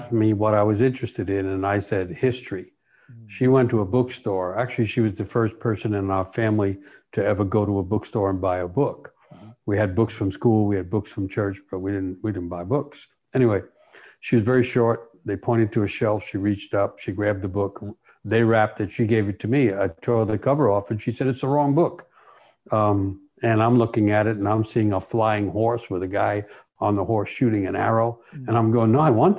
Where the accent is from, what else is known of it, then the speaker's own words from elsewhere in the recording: New York City, New York, United States; I'm growing up in New York City